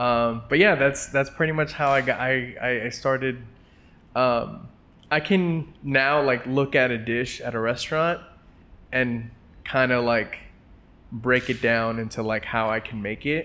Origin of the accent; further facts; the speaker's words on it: Los Angeles, California, United States; growing up in Los Angeles in a traditional Mexican household